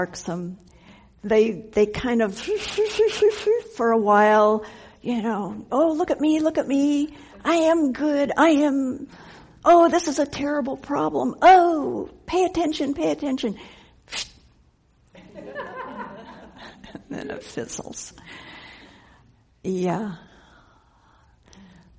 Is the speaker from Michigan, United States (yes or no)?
no; Denver, Colorado, United States; I grew up in Denver